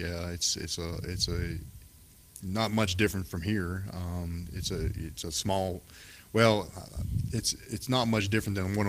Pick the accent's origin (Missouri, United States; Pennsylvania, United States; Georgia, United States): Pennsylvania, United States; I'm being from Pennsylvania